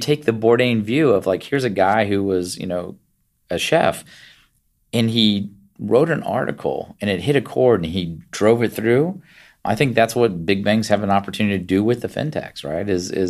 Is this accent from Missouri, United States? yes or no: no; Virginia, United States; So even though I grew up in Virginia, I was the first one of my family born outside of West Virginia in Virginia and spent all my time as a child back up visiting family.